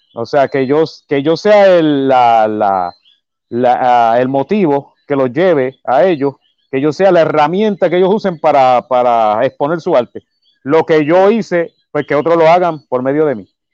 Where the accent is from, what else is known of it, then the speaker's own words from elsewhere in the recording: Humacao, east of Puerto Rico, Puerto Rico; yo soy del pueblo de Humacao, yo soy del área este de Puerto Rico. Eh, ahora mismo, este, pues sí, he, he vivido toda mi, bueno, toda mi vida